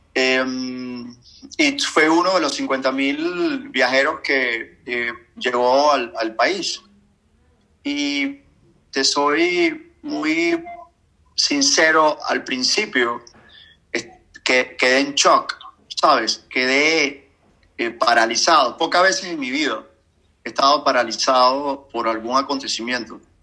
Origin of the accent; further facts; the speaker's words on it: Venezuela; Como venezolano